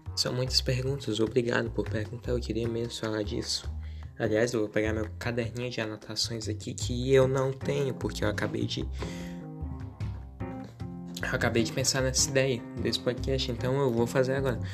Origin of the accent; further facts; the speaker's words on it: interior of Piauí, Brazil; eu sou pirata da cidade, interior do Piauí, então, o sotaque, a forma que eu falo as palavras